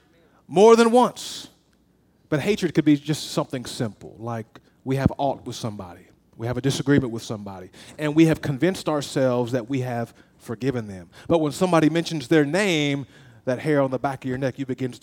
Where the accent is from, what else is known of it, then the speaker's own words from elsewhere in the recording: the South, United States; I'm from the South. I was born below the Mason-Dixon.